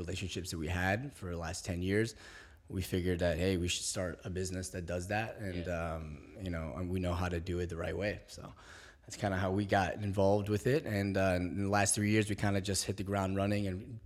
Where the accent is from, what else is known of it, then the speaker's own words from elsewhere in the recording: Springfield, Virginia, United States; also born or lived in Algeria; I'm from Springfield, Virginia